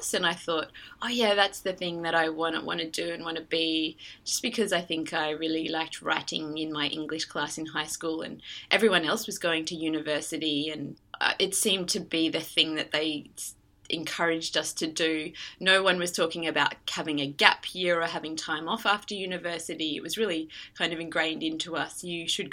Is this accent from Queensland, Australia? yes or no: yes; Queensland, Australia; I grew up in Australia in the state of Queensland